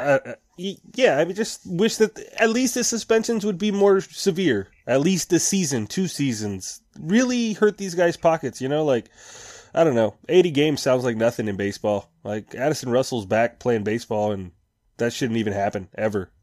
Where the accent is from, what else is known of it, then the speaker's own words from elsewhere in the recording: Mexico; my hometown of Mexico